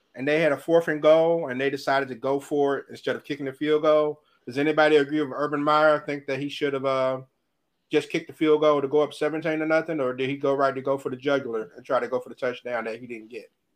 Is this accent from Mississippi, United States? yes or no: yes; Mississippi, United States; moved away; in my home state of Mississippi